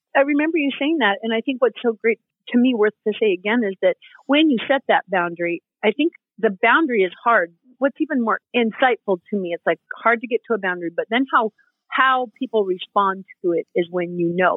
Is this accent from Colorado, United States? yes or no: yes; Colorado, United States; moved away as an adult; I grew up in Colorado and moved this year.